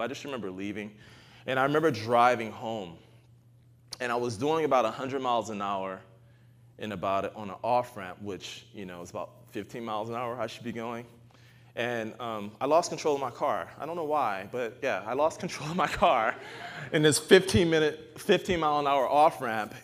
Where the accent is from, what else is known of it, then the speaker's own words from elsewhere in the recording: United States; also born or lived in Arkansas; I'm American.